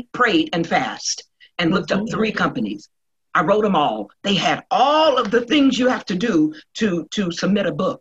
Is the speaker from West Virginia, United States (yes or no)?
yes; Charleston, West Virginia, United States; I'm from West Virginia, up on the hill, Red's Hill, where T.D. Jakes used to preach in my aunt's church